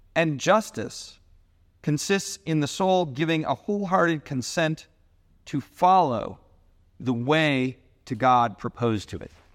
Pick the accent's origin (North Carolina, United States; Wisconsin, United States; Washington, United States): Washington, United States; Seattle; moved away; I grew up in Seattle